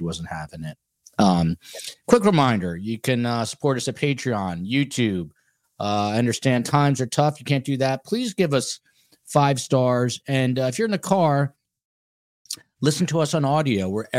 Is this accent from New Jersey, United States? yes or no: yes; New Jersey, United States; also born or lived in New York; now in Miami, United States; since I know the temperatures are dropping in New York, my hometown, obviously New Jersey, my home state